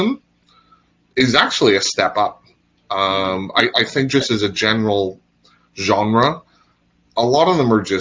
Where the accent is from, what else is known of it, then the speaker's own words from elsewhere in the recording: Northern Ireland, United Kingdom; accent: Northern Irish; well, it's my Northern Irish accent.